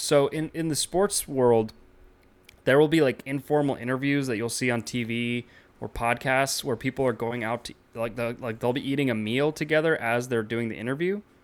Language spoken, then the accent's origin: English; United States; as an American basketball fan